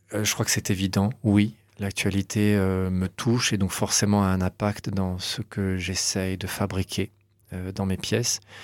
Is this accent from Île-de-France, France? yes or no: no; Cannes, Provence-Alpes-Côte d'Azur, France; je suis né à Cannes